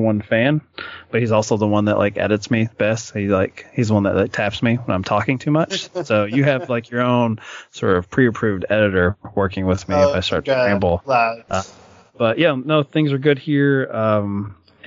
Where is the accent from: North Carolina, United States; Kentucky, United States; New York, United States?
Kentucky, United States; I'm from Kentucky